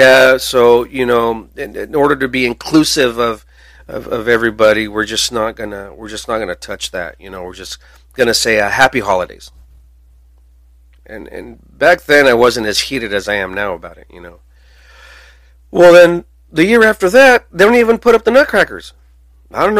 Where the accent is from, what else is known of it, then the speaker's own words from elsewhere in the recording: United States; we should here in America